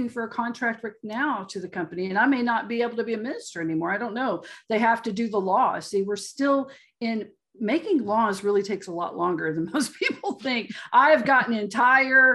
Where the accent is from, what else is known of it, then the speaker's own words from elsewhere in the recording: Texas, United States; I'm still a Texan